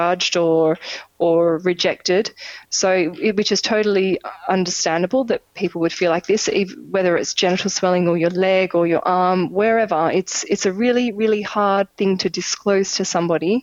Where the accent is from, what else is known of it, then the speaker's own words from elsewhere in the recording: Australia; moved away; also born or lived in Europe; I'm Australian, I go home.